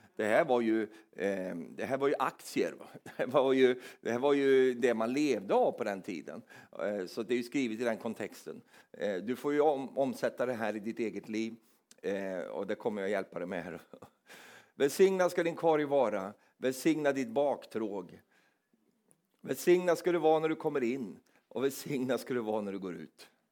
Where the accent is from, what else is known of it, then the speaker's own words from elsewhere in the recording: Sweden; som är svensk